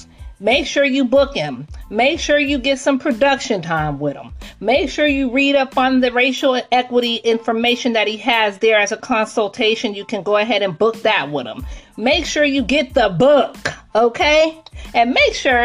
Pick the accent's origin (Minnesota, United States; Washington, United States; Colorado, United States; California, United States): Washington, United States; Seattle; I'm from Seattle, Washington